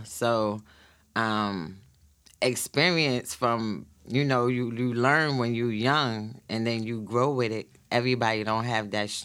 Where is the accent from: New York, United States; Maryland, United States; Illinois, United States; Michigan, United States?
New York, United States; New York City; We grew up together from the same projects in Brownsville projects.